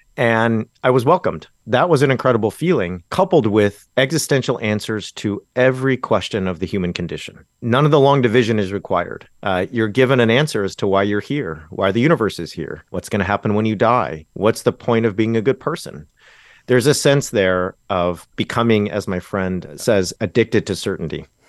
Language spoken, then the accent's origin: English; Orange County, Southern California, United States; Where I grew up in Southern California is really, i, in some sense, the Bible Belt. Uh, Orange County